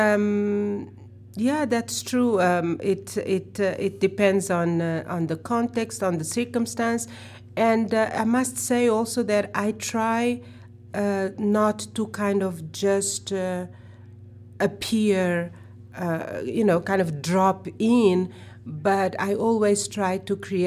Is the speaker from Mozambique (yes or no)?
yes; Mozambique; now in New York City, United States; I'm not American, I'm from the South, I'm from Africa, and I'm from Mozambique